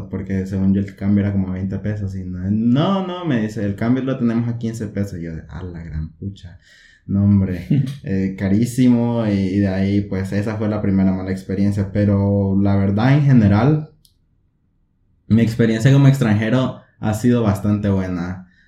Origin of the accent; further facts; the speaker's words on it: central Honduras, Honduras; moved away as an adult; now in Monterrey, Mexico; soy originario de Honduras, de la zona central de Honduras.